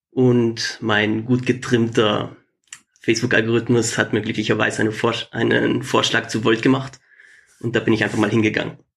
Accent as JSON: {"language": "German", "region": "Trentino-Alto Adige", "country": "Italy", "tie": "born or raised there", "first_language": "German", "said": "Ich bin in Südtirol aufgewachsen, das ist Teil von Italien, aber deutschsprachig, größtenteils. Und ich gehöre eben zu der deutschen Sprachgruppe."}